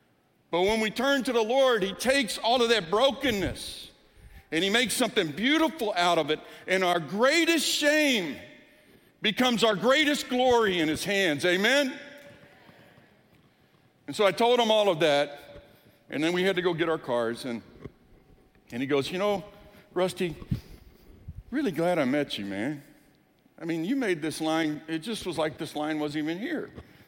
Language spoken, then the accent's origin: English; Deep South, United States; When I was growing up in the Deep South, I went to a traditional Baptist church. We attended a traditional Baptist church, and it was a wonderful church.